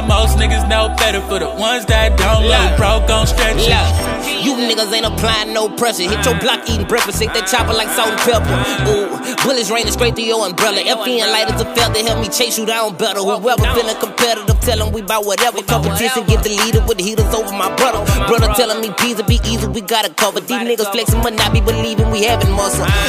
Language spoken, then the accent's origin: English; New York, United States; I'm from New York